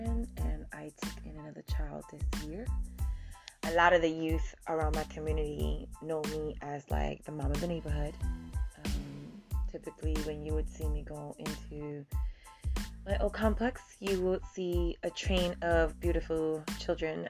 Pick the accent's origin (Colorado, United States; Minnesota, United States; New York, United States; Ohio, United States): New York, United States; New York City; Born and raised in the Bronx.